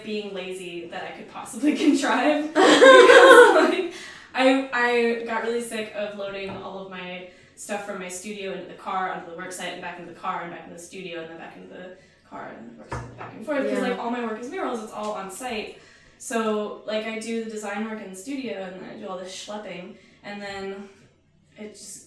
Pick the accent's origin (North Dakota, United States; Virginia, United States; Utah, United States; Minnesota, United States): Virginia, United States; I'm from Virginia